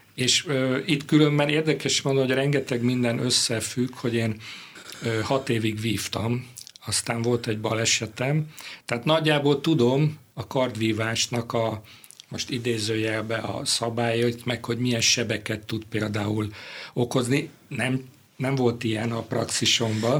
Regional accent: Budapest, Hungary; born or raised there

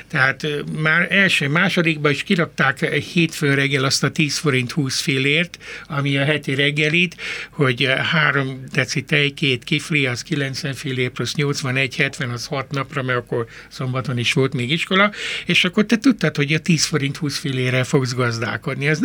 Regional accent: Röszke, Csongrád-Csanád, Hungary; born there; én, én néhány házra születtem a Rózsa Sándor

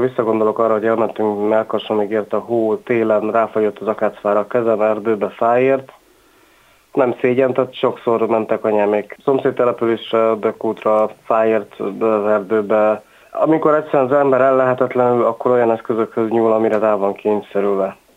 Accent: Tiszadada / Taktaszada, Borsod-Abaúj-Zemplén, Hungary; born or raised there; first language Hungarian; also born or lived in Miskolc / England

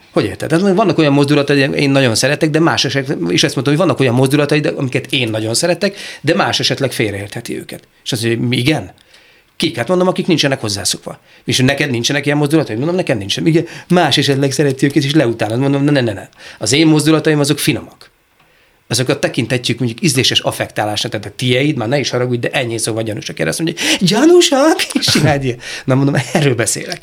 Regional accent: Szeged, Csongrád-Csanád, Hungary; szegedi vagyok

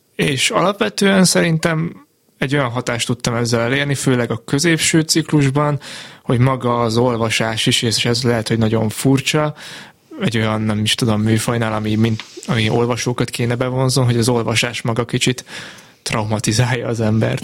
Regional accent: Martfű, Jász-Nagykun-Szolnok, Hungary; én Martvin nőttem fel, Szolnokon lett voltam tinédzser

